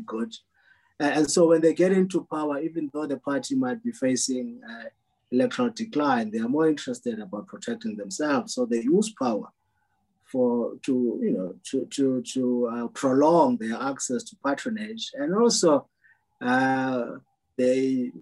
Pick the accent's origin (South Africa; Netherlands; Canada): South Africa; Port Elizabeth, Eastern Cape; moved away; PE, I'm from PE, it's my hometown, born and raised, and still have a home visit there quite regularly.